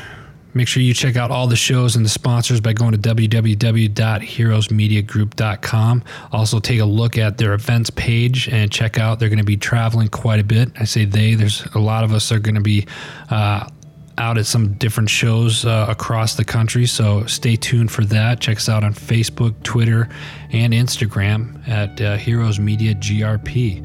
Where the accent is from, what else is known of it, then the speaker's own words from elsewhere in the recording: Midwest, United States; moved away; You know, I grew up in the Midwest. Those of you didn't know, I grew up in the Midwest doing gardening and stuff like that.